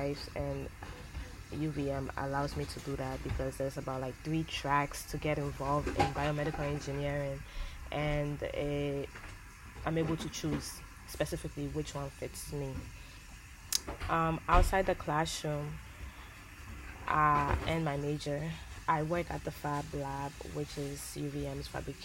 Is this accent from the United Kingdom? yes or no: no; Ghana; moved away; I was born and raised in Ghana